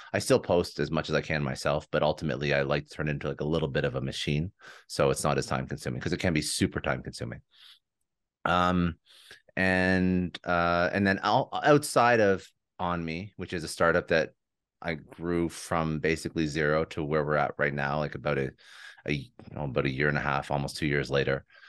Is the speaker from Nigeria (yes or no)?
no; Toronto, Ontario, Canada; moved away as an adult; now in Fort Lauderdale, United States; But I'm originally from Toronto. We just moved down here about a year and a half ago